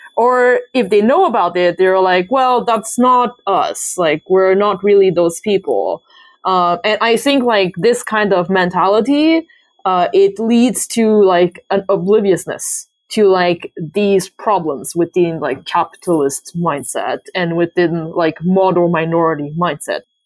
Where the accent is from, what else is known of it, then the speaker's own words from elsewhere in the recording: Canada; I'm Canadian